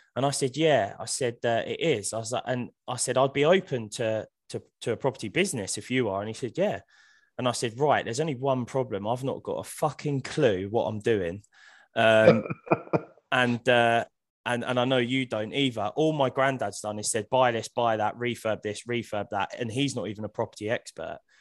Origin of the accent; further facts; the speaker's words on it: Hemel Hempstead, East of England, United Kingdom; I was born in Hemel Hempstead. I, I still live there now